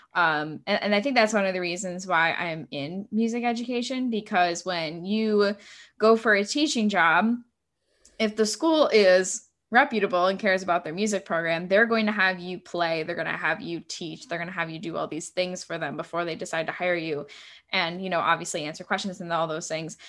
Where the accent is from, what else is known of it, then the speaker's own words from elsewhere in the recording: New York, United States; moved away; also born or lived in Ohio; I'm originally from New York State